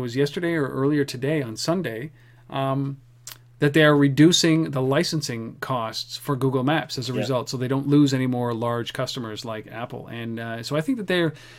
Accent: Canada; we're Canadian

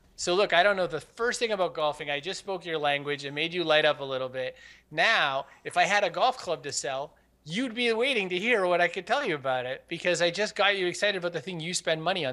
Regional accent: Maine, United States; I was raised in Maine

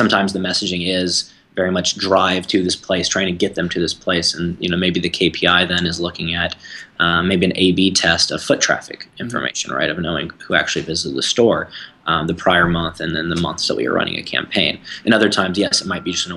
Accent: Houston, Texas, United States; I'm from Houston, Texas.

